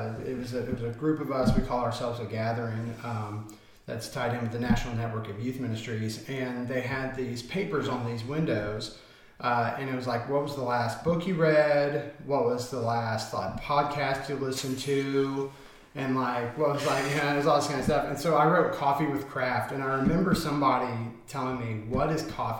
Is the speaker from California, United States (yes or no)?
no; Indianapolis, Indiana, United States; moved away as an adult; now in Liberty Township, United States; I'm a student pastor in Liberty Township, Ohio, from Indianapolis originally